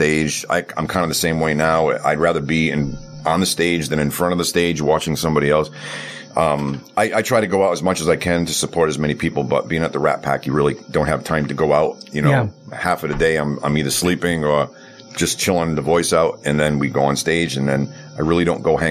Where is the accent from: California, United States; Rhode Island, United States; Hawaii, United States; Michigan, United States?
Rhode Island, United States; Providence; moved away as an adult; also born or lived in New York / New Jersey / Connecticut; now in Las Vegas, United States; Providence, Rhode Island